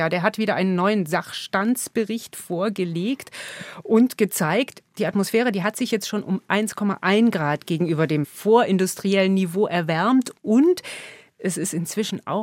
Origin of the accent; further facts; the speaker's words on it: Germany; bei uns in Deutschland